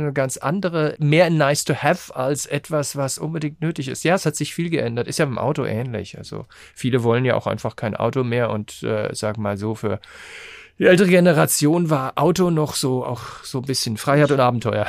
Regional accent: Rhenish Hesse, Rhineland-Palatinate, Germany; ich komme ja nicht aus Frankfurt, sondern aus Rheinhessen

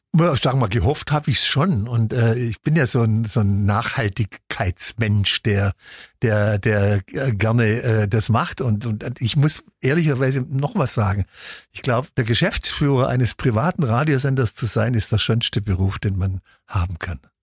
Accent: Ulm, Baden-Württemberg, Germany; Ich bin in Ulm aufgewachsen

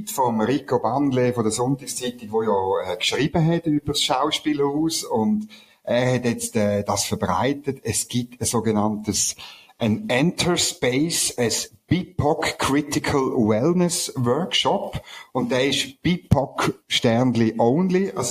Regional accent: Switzerland; Also ich als Schweizer könnte teilnehmen, oder?

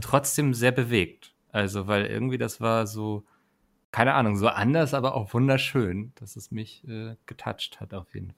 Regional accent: Northern Germany, Germany; ich als Norddeutscher

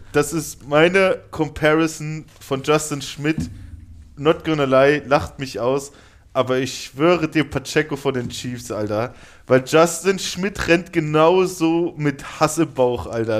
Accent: Germany; wir als Deutsche

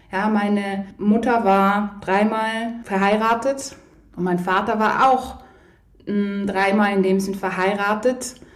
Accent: Poland; ich komme ja ursprünglich aus Polen, beide Eltern, und beide Großeltern und Urgroßeltern haben logischerweise den Zweiten Weltkrieg erlebt.

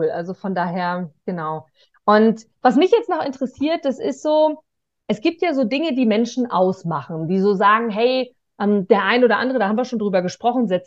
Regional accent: Germany

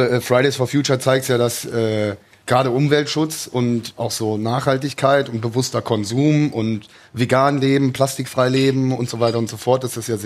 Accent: Cologne, North Rhine-Westphalia, Germany; bin nach Hause nach Köln gezogen, also wieder in meine Heimatstadt Köln gezogen

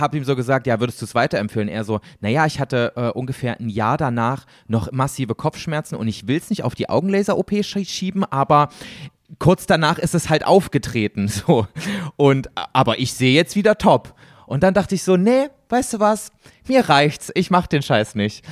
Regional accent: Germany; accent: German; first language German; wir als Deutsche

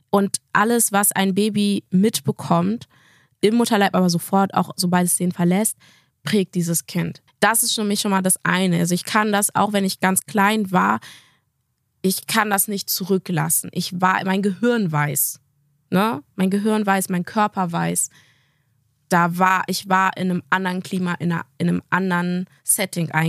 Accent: Gambia; now in Germany; Sagst du, ich komme aus Gambia.

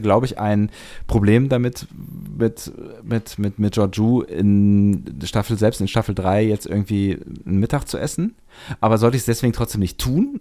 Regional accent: Germany; speziell bei uns in Deutschland

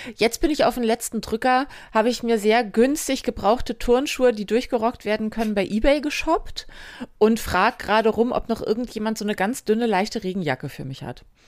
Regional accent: western Germany, Germany; bin halt ein Kind des Westens

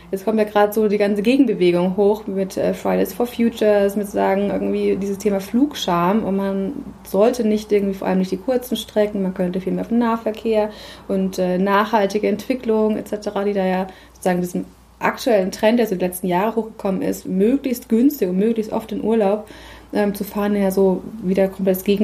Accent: Nuremberg, Bavaria, Germany; moved away as an adult; now in Hamburg, Germany; ich komme ursprünglich aus der Nähe von Nürnberg und ich habe lange Jahre in Nürnberg gewohnt.

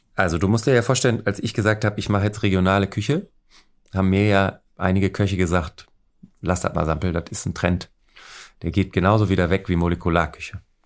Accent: Gütersloh, North Rhine-Westphalia, Germany; now in Hamburg, Germany; meine äh, Familie organisiert ja immer so einen Ausflug aus Gütersloh, also ne, aus dem kleinen Dorf Fahrensell, wo wir unseren Betrieb haben

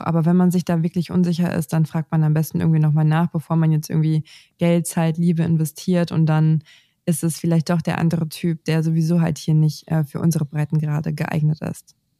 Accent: Northern Germany, Germany; bei uns im Norden

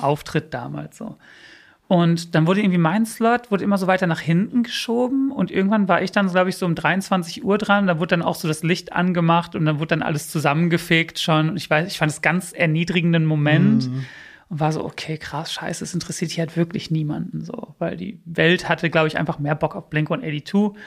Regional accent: Bielefeld, North Rhine-Westphalia, Germany; German is a second language; moved away as an adult; also born or lived in United States; now in Berlin, Germany; bei uns in Bielefeld

